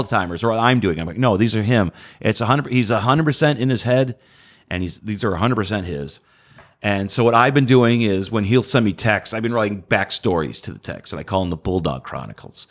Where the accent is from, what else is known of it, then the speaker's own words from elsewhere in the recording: Detroit, Michigan, United States; moved away as an adult; now in Houston, United States; I'm from Detroit.